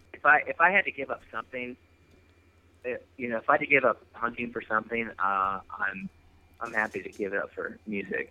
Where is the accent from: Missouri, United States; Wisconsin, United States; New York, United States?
Wisconsin, United States; I grew up in Wisconsin, uh, west west central, so between like Eau Claire and Lacrosse.